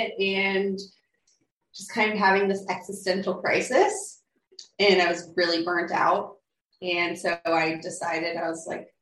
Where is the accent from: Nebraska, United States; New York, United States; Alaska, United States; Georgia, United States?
Alaska, United States; moved away as an adult; also born or lived in Hawaii; I grew up in Alaska. So, 19 years there I spent, growing up there